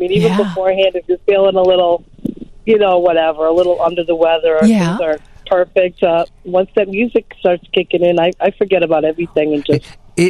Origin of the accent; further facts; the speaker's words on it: East Coast, United States; moved away as an adult; now in Chicago, United States; growing up on the East Coast